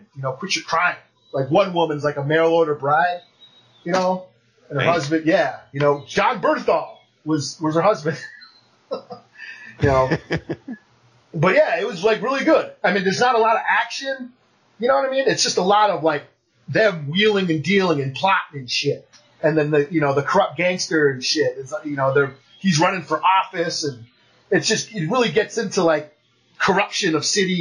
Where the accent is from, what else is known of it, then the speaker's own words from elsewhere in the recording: New York, United States; I grew up in New York.